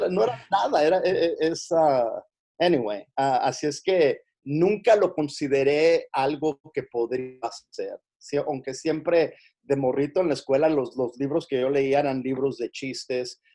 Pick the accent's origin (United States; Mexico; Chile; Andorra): United States; Los Angeles, California; donde yo me crié aquí en, en, en Los Ángeles, en, una, una, parte de Los Ángeles que se llama, como te digo, Wilmington, California